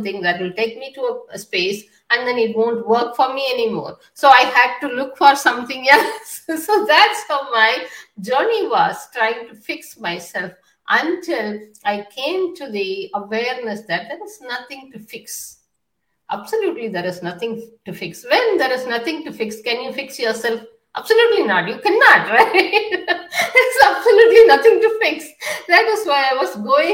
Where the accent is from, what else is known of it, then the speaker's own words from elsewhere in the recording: India; also born or lived in United Kingdom; now in United States; I was born in India in a patriarchal society